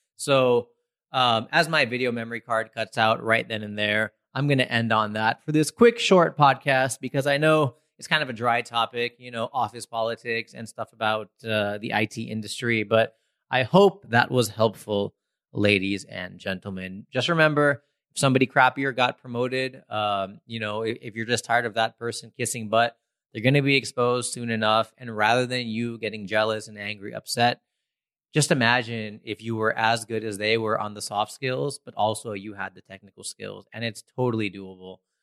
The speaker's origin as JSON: {"language": "English", "country": "United States", "tie": "born or raised there", "said": "growing up in America"}